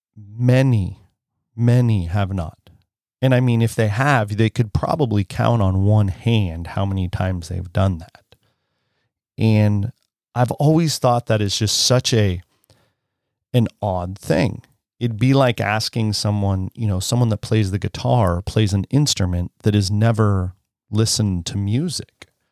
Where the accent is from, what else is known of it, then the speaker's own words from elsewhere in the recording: Penn Valley, California, United States; It's definitely an unincorporated area, I would imagine, of Penn Valley